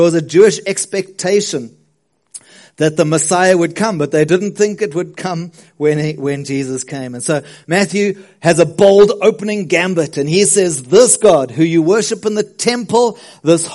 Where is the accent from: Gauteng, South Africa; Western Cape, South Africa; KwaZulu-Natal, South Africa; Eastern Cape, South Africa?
KwaZulu-Natal, South Africa; South Coast; also born or lived in Westville / Ladybrand, Free State; I grew up on the South Coast. I moved from Westville, where I loved to be English. We moved to the Free State, to Ladybrand, which is a tiny little town, in the Free State